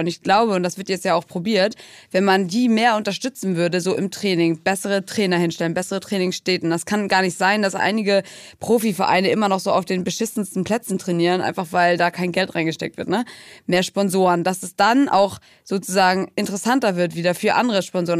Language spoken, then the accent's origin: German; Brighton, South East England, United Kingdom; moved away; in Brighton, in meiner Heimatstadt